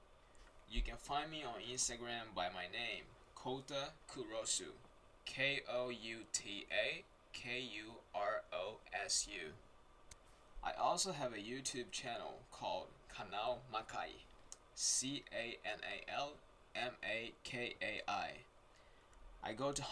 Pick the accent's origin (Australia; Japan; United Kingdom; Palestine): Japan; Hachioji, Tokyo; first language Japanese; English is a second language; also born or lived in Rio de Janeiro, Brazil / Brazil; now in Saitama, Japan; I was born in Brazil, Rio de Janeiro, and raised in Japan, Tokyo, in a place called Hachioji.